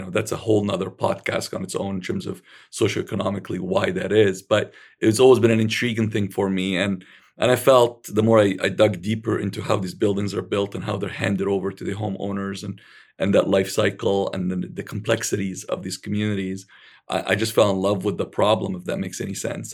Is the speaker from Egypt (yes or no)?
yes; Alexandria, Alexandria Governorate, Egypt; I was born in Alexandria, Egypt